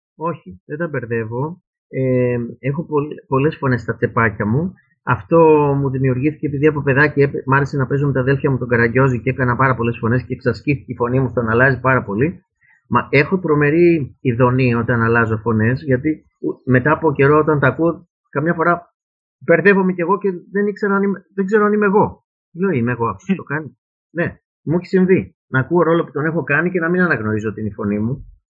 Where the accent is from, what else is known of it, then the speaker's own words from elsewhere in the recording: Piraeus, Attica, Greece; Εγώ γεννήθηκα στον Πειραιά, στο κέντρο-κέντρο του Πειραιά, πίσω ακριβώς από το Δημοτικό Θέατρο